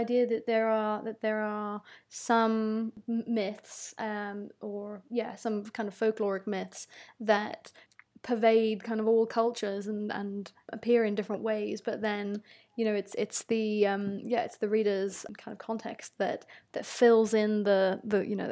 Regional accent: South Africa; I'm South African

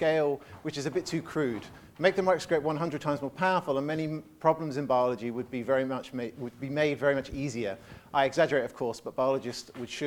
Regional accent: England, United Kingdom; I definitely see it as an Englishman

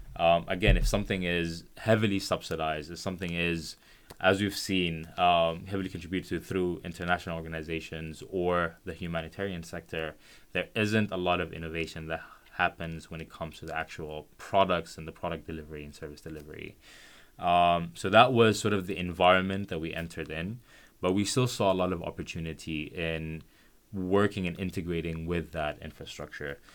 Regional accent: Khartoum, Sudan; I'm from Khartoum, which is the capital of Sudan

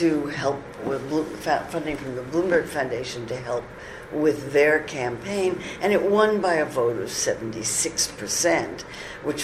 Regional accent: United States; I'm an American

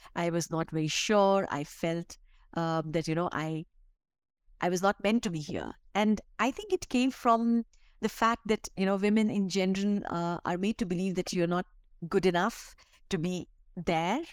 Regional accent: Bihar, India; now in Delhi, India; I come from Bihar, which is one of the poorest state and you know you you grow up i grew up in a very very modest family

